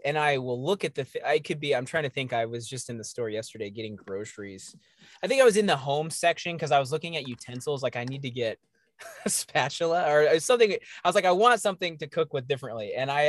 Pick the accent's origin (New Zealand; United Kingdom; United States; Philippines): United States; East Coast; I'm from the East Coast, and I remember leaving and I was like, I want to do my rite of passage.